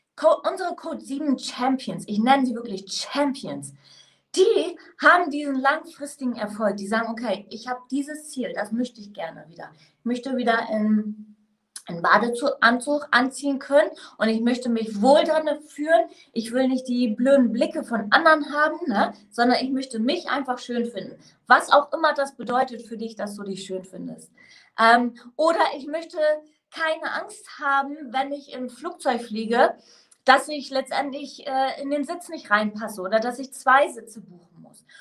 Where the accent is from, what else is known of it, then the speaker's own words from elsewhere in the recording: Northern Germany, Germany; now in Mainz, Germany; ich bin ursprünglich aus dem Norden